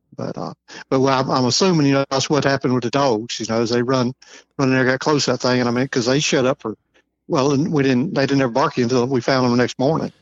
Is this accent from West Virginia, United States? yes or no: no; just north of Baton Rouge, Louisiana, United States; moved away as an adult; also born or lived in Charleston, South Carolina; now in Missouri, United States; I grew up just north of Baton Rouge